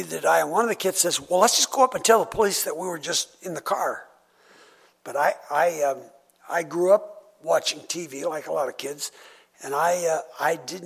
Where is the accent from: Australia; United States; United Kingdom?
United States; I'm an American